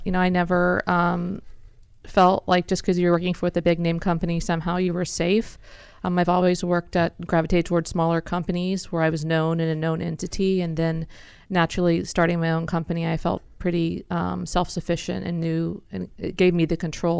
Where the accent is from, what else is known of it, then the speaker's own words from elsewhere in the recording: Houston, Texas, United States; Houston, Texas.